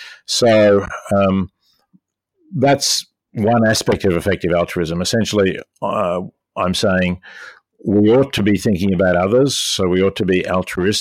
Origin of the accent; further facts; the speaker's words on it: Melbourne, Victoria, Australia; moved away as an adult; also born or lived in Oxford, United Kingdom / New York, United States; now in Princeton, United States; I was born in Melbourne in 1946 and educated at the University of Melbourne